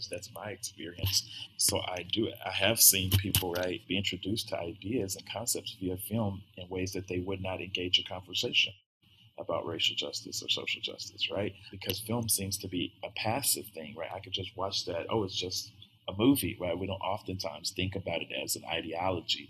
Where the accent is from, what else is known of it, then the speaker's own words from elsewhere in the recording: the South, United States; I'm from the South